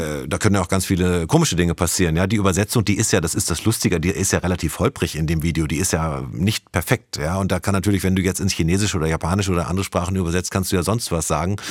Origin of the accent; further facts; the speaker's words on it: Germany; Wir als Deutsche